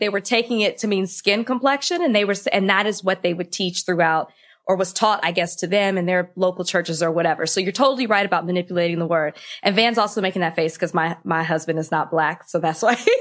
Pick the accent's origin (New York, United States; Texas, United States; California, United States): Texas, United States; I'm from Texas, and I went to a Southern Baptist school my entire life